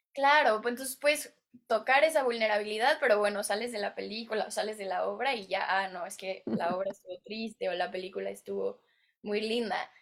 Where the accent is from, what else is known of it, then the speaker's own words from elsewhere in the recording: Mexico; moved away as an adult; now in Los Angeles, United States; yo soy mexicana y aquí estoy en Hollywood